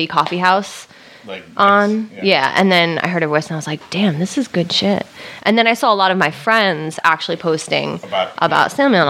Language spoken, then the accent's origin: English; Poughkeepsie, New York, United States; I was born in Poughkeepsie, New York.